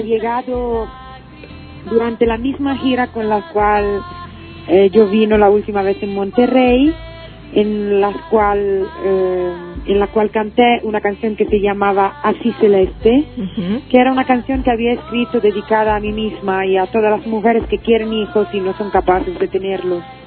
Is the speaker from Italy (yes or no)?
yes; Italy; Spanish is a second language; mi pueblo donde he nacido en Italia